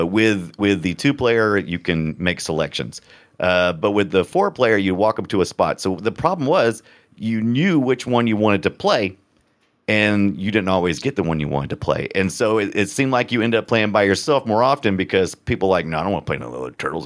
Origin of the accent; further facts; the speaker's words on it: United States; I'm an American